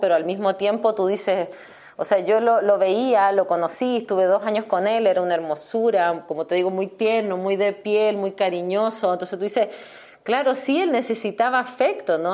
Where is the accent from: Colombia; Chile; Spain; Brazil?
Chile; moved away as an adult; also born or lived in Querétaro, Mexico; now in San Miguel de Allende, Mexico; yo que soy chilena leve